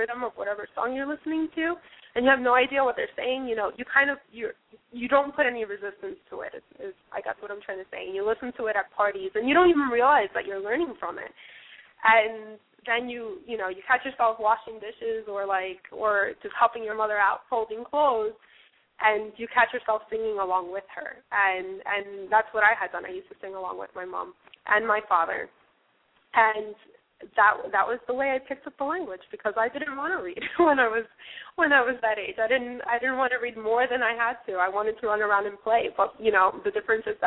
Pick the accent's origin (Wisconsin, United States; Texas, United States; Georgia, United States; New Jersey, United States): New Jersey, United States; Manhattan; first language English; also born or lived in Dominican Republic; I grew up in Manhattan, and for a little bit, and then the rest of my life I lived in New Jersey